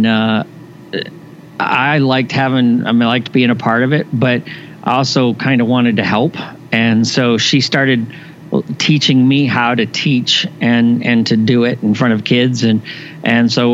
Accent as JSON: {"language": "English", "region": "Indiana", "country": "United States", "tie": "born or raised there", "said": "I was born in Indiana, and my father was a pastor just retired after 50 plus years of ministry. So I grew up in the church."}